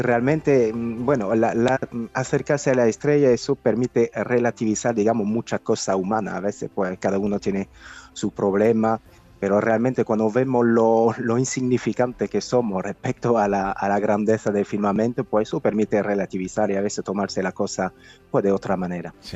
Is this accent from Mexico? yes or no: no; France; now in Spain; Yo soy francés